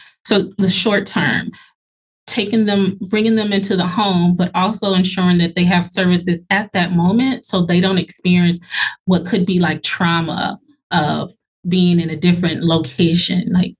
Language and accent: English; Minneapolis, Minnesota, United States; also born or lived in Los Angeles; So I was born in Los Angeles, but I just say Minneapolis is home. Minnesota is home. This is what I'm used to.